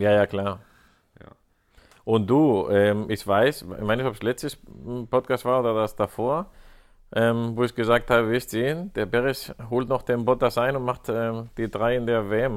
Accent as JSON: {"language": "German", "country": "Spain", "said": "als Spanier"}